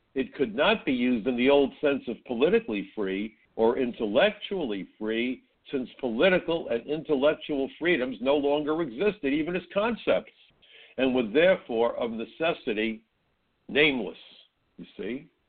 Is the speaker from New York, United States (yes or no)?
yes; New York City, New York, United States; growing up in Brooklyn